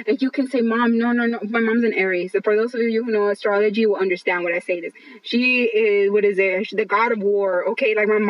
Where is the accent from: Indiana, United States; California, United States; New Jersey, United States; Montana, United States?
California, United States; Los Angeles; first language English; I grew up in East LA. I grew up in East Los Angeles.